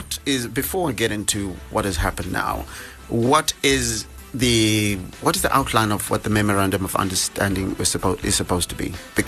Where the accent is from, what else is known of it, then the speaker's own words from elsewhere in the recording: Bulawayo, Zimbabwe; now in Harare, Zimbabwe; Bulawayo, my hometown